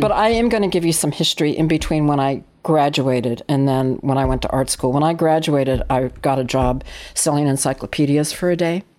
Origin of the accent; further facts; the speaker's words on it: Walnut Creek, California, United States; also born or lived in Berkeley, California; My parents moved out to the suburbs, which is about ten miles east here of Berkeley, uh, to a little tiny suburban enclave called Walnut Creek.